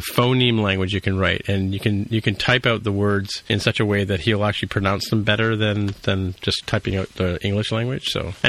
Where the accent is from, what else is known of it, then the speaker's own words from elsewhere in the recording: Canada; because we're Canadian